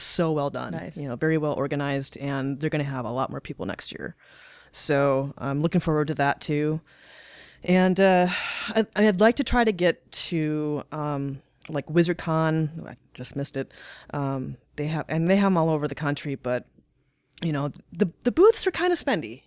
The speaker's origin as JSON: {"language": "English", "region": "North Dakota", "country": "United States", "tie": "born or raised there", "also_born_or_lived": "Highland Park, Illinois / Fort Collins, Colorado / Nebraska", "moved": "as an adult", "lives_now": "Omaha, United States", "said": "I was born in Highland Park, Illinois. I lived th- I lived in Illinois till I was about nine, and then my parents separated. We moved up to North Dakota"}